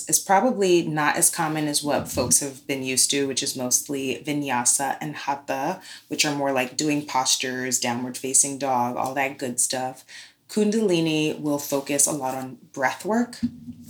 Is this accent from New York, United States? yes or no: yes; New York City, New York, United States; now in Oakland, United States; I'm from New York City, born in Brooklyn.